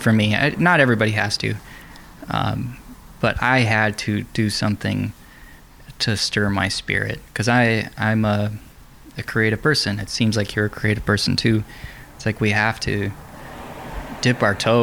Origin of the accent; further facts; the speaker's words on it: Wisconsin, United States; moved away; also born or lived in Florida; I grew up in Wisconsin